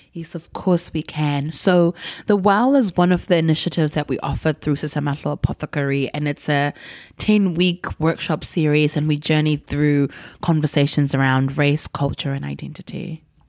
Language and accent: English; Gutu, Masvingo, Zimbabwe; moved away; we grew up in Gutu, going to the village where her people were from